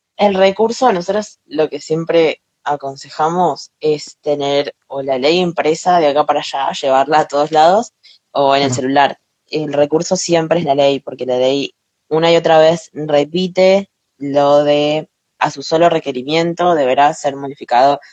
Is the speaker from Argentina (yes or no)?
yes; Argentina